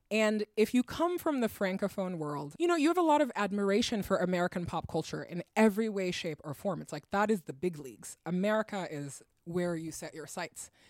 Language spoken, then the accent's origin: English; Guinea; English is a second language; also born or lived in Europe; I'm from a French speaking West African country. I'm from Guinea. I grew up in Europe and Africa.